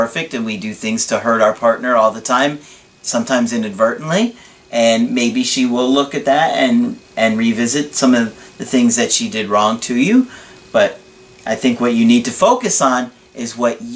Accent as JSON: {"language": "English", "area": "Long Island", "region": "New York", "country": "United States", "said": "I'm from Long Island, New York."}